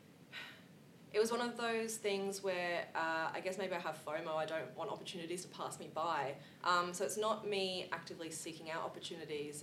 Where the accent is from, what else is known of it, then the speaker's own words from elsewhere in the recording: Australia; as Australian society, we're really generous and caring, and we do care about our neighbour.